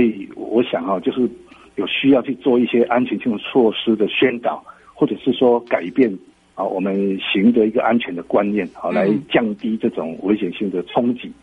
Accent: Budai, Chiayi County, Taiwan; 我老家在布袋过沟

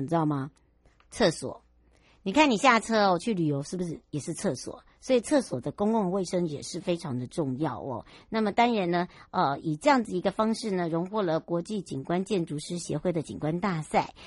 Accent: Taiwan; 我的故乡，就是芝罗部落

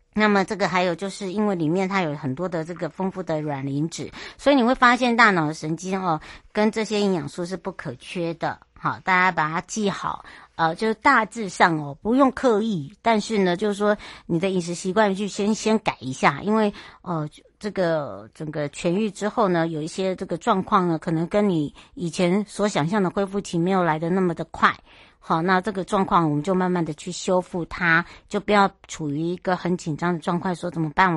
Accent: Hualien, Hualien County, Taiwan; 我的故乡花莲

